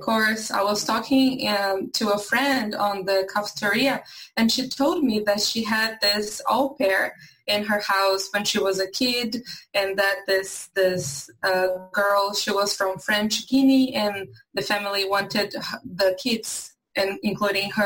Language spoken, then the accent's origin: English; São Paulo, Brazil; English is a second language; moved away as an adult; also born or lived in Pernambuco, Brazil; now in United States; So I'm originally from Brazil. I was born in the north in a state called Pernambuco, but I was raised in São Paulo, which is a very, very big city in Brazil